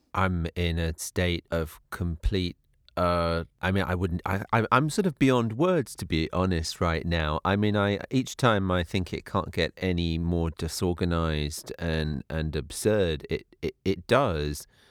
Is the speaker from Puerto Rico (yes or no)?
no; United Kingdom; moved away as an adult; now in United States; I grew up in Britain, which obviously has its own history and its own blind spots. But coming to live in the U S as I did twelve years ago